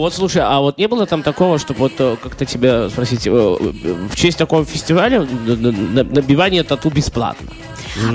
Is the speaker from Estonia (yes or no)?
no; Belarus